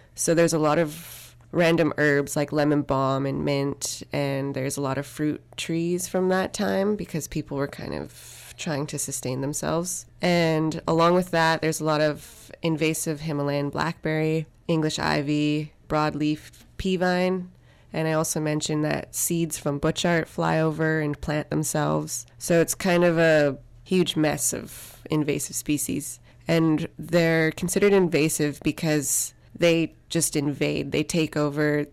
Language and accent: English; Canada; I'm from Psych and First Nation in the Hussainwich Territory